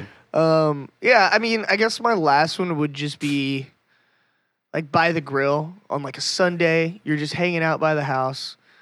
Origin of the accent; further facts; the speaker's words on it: Texas, United States; I'm from a small town here in Texas, about halfway between Austin and Houston.